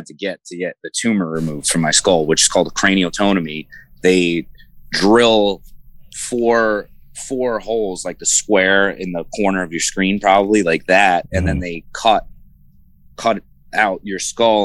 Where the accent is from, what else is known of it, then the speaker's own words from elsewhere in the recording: Freehold, New Jersey, United States; I grew up in Freehold